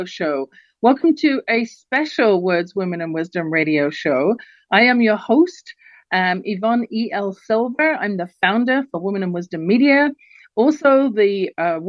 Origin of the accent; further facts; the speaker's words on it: London, United Kingdom; moved away; I was born in England myself, London, England. I grew up surrounded by the pomp and pageantry